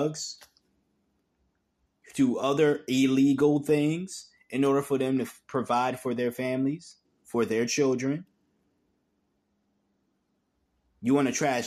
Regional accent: New England, United States; growing up in New England

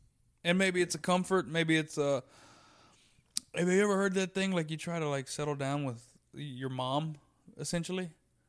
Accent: Texas, United States; Well, I'm a Texan.

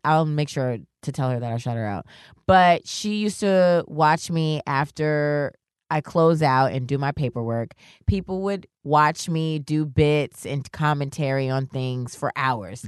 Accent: New York, United States; also born or lived in Worcester, Massachusetts; I'm from New York

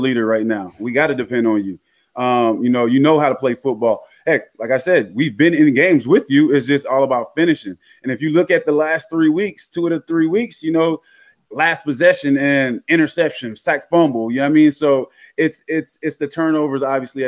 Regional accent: Jacksonville, Florida, United States; I am from Duval

